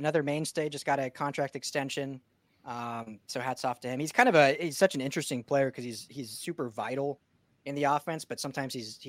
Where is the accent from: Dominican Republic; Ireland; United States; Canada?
United States; Denver, Colorado; now in Long Beach, United States; I'm from Denver originally. I'm a Broncos fan